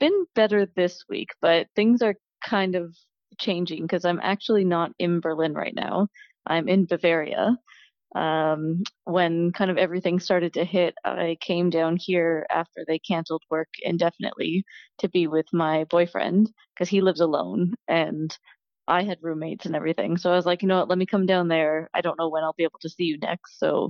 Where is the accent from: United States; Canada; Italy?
Canada; Ontario; Just outside Toronto.